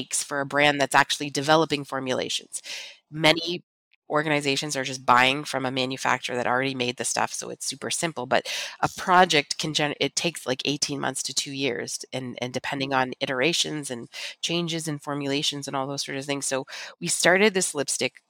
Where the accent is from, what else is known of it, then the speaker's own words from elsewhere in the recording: Niagara region, Ontario, Canada; we're from the Niagara region in Canada, which is the largest wine region in our country